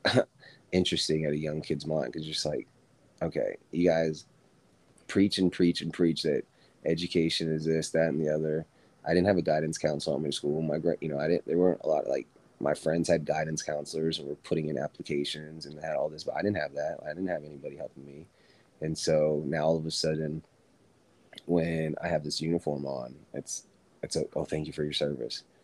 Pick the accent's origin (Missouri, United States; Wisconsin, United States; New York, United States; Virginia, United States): Virginia, United States; grew up, born and raised in Virginia.